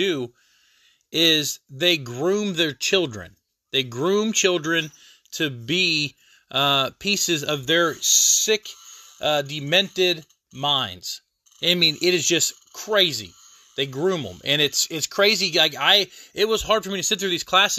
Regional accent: United States; I'm an American

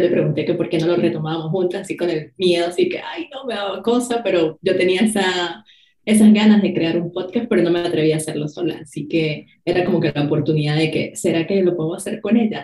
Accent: Venezuela; now in Ireland; yo soy de Venezuela y ahora vivo en Irlanda

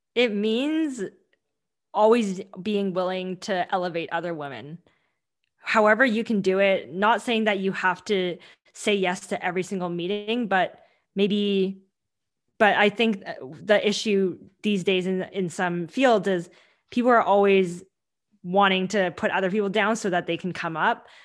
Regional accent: Vancouver, British Columbia, Canada; English is a second language; I grew up in Vancouver and I grew up in Canada

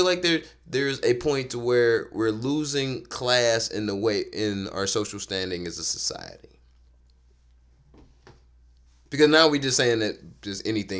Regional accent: United States; I'm a capitalist. I'm an American.

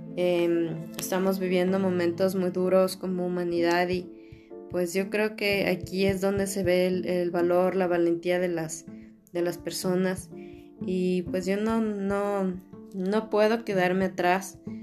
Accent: Ecuador; soy ecuatoriana

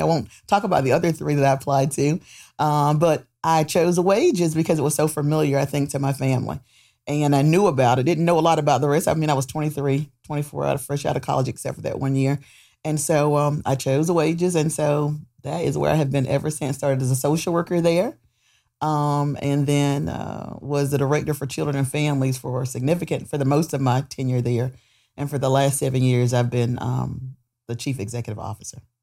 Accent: Goldsboro, North Carolina, United States; I'm born and raised here in Goldsboro

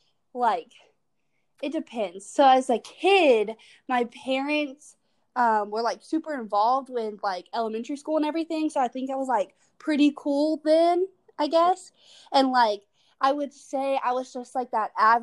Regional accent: Winder, Georgia, United States; moved away as an adult; also born or lived in Midtown Atlanta; now in Atlanta, United States; I'm from Winder, Georgia, which is basically the middle of nowhere. It's like 30 minutes away from Athens, Georgia, which is where UGA is at. Yeah, and I just grew up there my whole life, and I just recently moved to Midtown

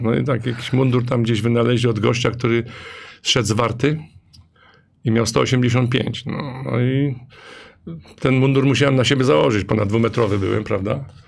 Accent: Leszno, Greater Poland, Poland; pochodzę z Leszna, jestem dumny, że pochodzę z Leszna

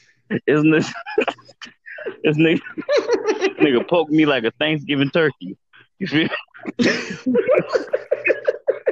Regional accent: Chicago, Illinois, United States; I'm from Chicago

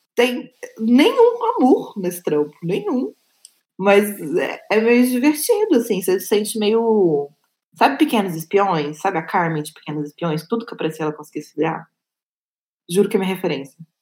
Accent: Goiânia, Goiás, Brazil; eu sou de Goiânia, de Goiás

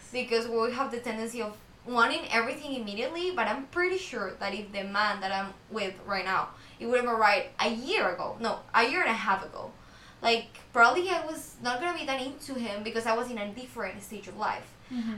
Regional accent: Ecuador; now in United States; I'm from Ecuador

